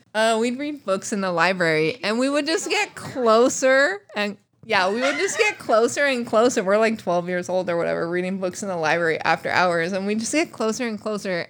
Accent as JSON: {"language": "English", "region": "Alaska", "country": "United States", "tie": "born or raised there", "moved": "yes", "said": "my youth growing up in Alaska"}